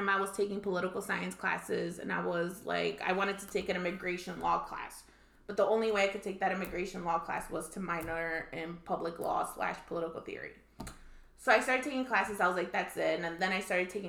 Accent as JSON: {"language": "English", "town": "Chicago", "region": "Illinois", "country": "United States", "tie": "born or raised there", "also_born_or_lived": "Mexico", "said": "I was raised here in Chicago, so we came when I was 5, and I kind of grew up here in Chicago."}